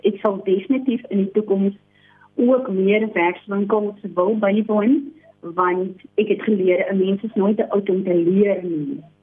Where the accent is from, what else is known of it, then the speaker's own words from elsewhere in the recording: Mamre, Western Cape, South Africa; gebore en getoe in Mamre, 'n klein Weskusdorpie 60 km vanaf Kaapstad